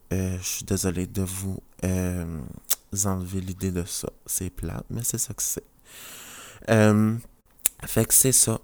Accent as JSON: {"language": "French", "region": "New Brunswick", "country": "Canada", "said": "je viens du Nouveau-Brunswick, la province à côté du Québec"}